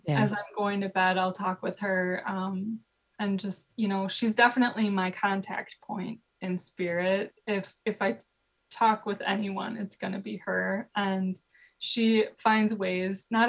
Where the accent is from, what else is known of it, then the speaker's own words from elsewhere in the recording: Midwest, United States; growing up in the Midwest